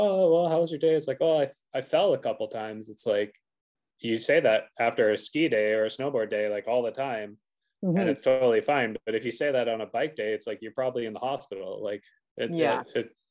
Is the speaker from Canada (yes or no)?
yes; Revelstoke, British Columbia, Canada; I was obviously from Revelstoke